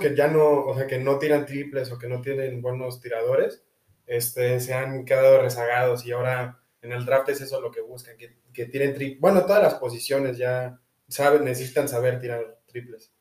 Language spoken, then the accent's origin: Spanish; Mexico; nací en México